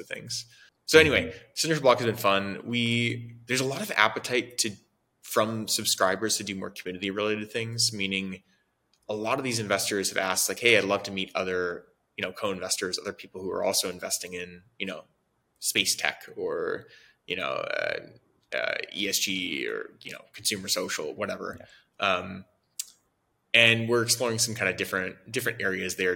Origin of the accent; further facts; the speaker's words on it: Oregon, United States; moved away as an adult; also born or lived in San Francisco; I moved from Oregon, where I'm from, in 2010 and moved to San Francisco to join a company.